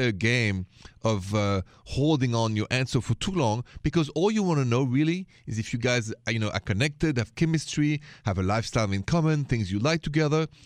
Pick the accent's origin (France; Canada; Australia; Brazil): France; Paris, Île-de-France; accent: thick French; English is a second language; moved away; my thick French accent straight from Paris, Paris, la ville de l'amour, city of love.